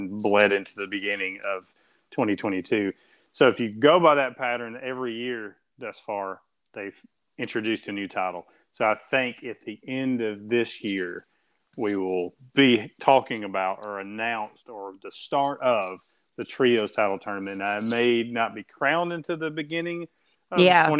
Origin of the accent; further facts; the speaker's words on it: United States; I'm American.